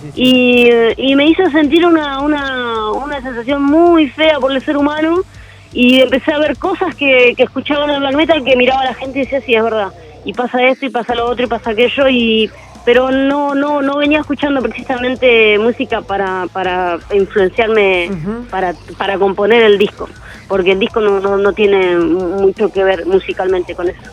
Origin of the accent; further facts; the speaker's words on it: José C. Paz, Buenos Aires Province, Argentina; Nosotros somos de José Paz, eh, acá en el noreste de Buenos Aires